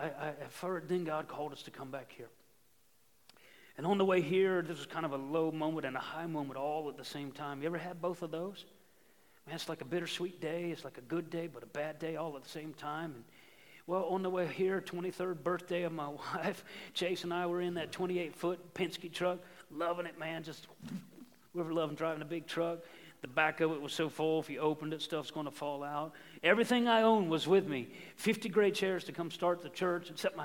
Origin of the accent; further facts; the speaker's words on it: Outer Banks, North Carolina, United States; moved away as an adult; also born or lived in Ohio; we got the call to come here to the Outer Banks. This is my hometown. I grew up here.